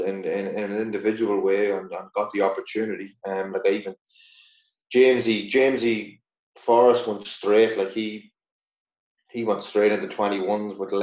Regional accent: Dundalk, County Louth, Ireland; moved away; also born or lived in Glasgow; Dundalk's my hometown club

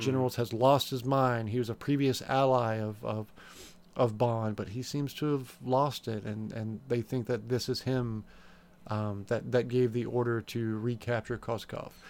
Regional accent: United States; we're American here on this show, we're not, we're not English.

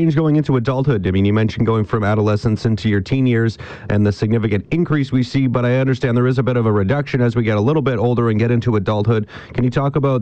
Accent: British Columbia, Canada; we as British Columbians

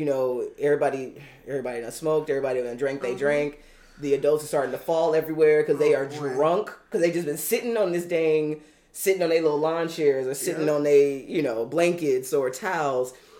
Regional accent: California, United States

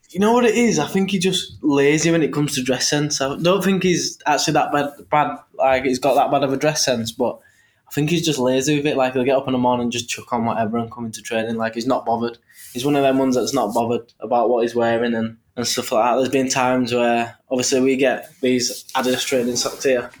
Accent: Leeds, Yorkshire and the Humber, United Kingdom; I'm from Leeds

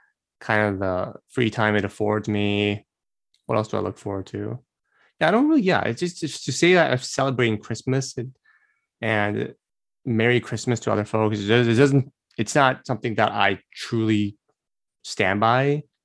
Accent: Brazil; I grew up in Brazil most of my life, grew up with Korean parents, and also went to an American school all at once during my childhood.

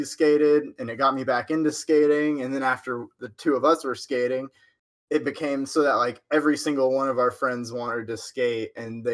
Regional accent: Huntsville, Texas, United States; I'm from Huntsville, Texas

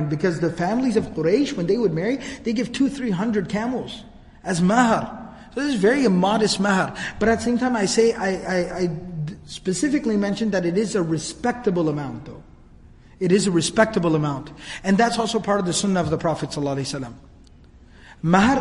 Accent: Dallas, Texas, United States; I was born and raised here in Dallas

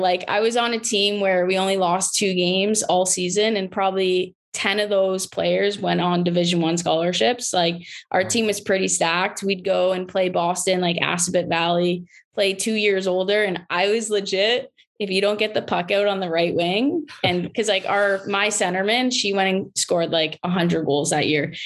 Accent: St. Thomas, Ontario, Canada; I am from St. Thomas. So just around the corner from obviously London, watching the London Knights was our team

